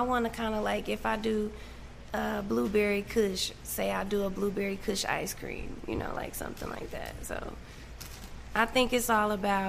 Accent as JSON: {"language": "English", "region": "Texas", "country": "United States", "said": "I'm from Texas."}